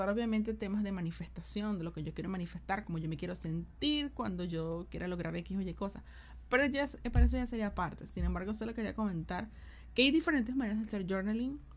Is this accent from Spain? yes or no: no; Venezuela; also born or lived in Argentina; now in Chile; Yo soy venezolana, yo vivo en Chile, o sea, decir, ya he vivido en Argentina, vivo mucho, puedo mañana llegar a vivir en otro lado.